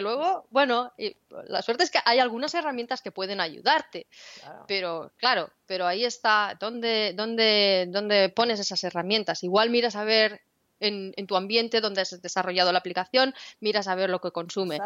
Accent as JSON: {"language": "Spanish", "country": "Spain", "said": "Y yo soy de España"}